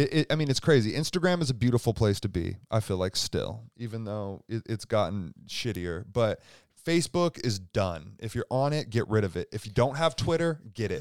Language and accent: English; Seattle, Washington, United States; moved away as an adult; now in Spokane, United States; I'm from Seattle